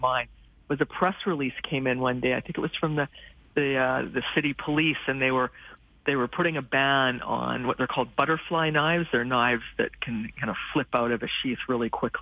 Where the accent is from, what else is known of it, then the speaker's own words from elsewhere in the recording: Calgary, Alberta, Canada; moved away; I was born and raised in Calgary, and I grew up in around Brentwood